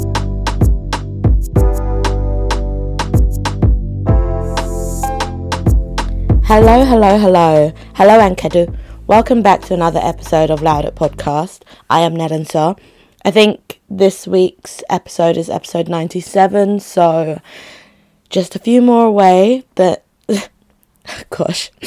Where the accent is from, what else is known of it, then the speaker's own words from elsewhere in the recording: Nigeria; now in United Kingdom; That country, my home country